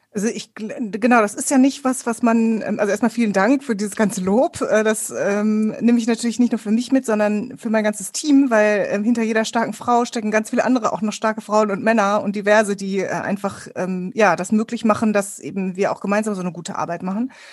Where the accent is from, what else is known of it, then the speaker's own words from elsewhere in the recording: Ruhr area, North Rhine-Westphalia, Germany; Ich bin im Ruhrgebiet aufgewachsen